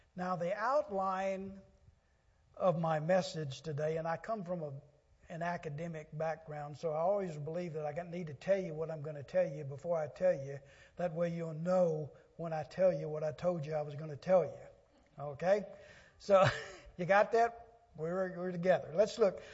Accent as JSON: {"language": "English", "region": "Louisiana Delta", "country": "United States", "tie": "born or raised there", "said": "I grew up in the Louisiana Delta on a farm in my younger days"}